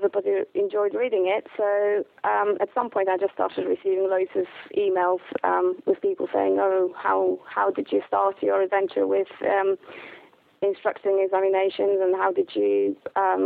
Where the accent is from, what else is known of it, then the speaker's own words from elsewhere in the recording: Poland; also born or lived in London, England; now in England; I'm originally from Poland